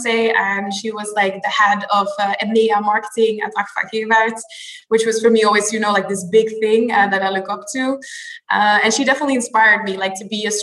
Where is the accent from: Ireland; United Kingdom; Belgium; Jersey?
Belgium; Antwerp, Flanders; moved away as an adult; also born or lived in Ghent, Belgium; now in Amsterdam, Netherlands; No, I was actually born and raised in Belgium, so a country just next door. Born in Antwerp